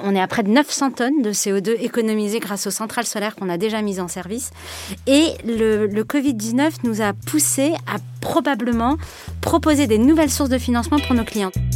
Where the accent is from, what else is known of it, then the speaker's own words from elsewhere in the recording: France; je me sens peut-être en tant que Française